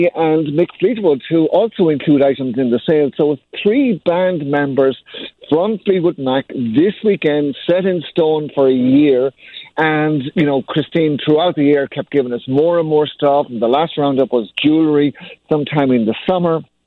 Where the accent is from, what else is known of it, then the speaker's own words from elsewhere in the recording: Ireland; moved away; I grew up in Ireland